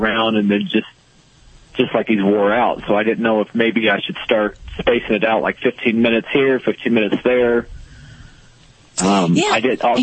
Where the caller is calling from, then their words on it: Indiana, United States; calling from Indiana